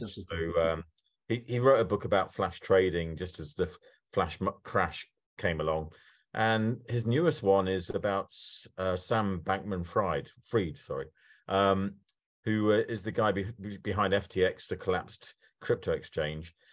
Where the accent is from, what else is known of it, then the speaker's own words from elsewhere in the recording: United Kingdom; I am very British